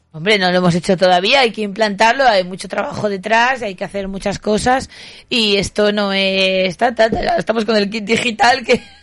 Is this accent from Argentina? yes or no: no; Huesca, Somontano, Aragon, Spain; es Huesca, es donde yo nací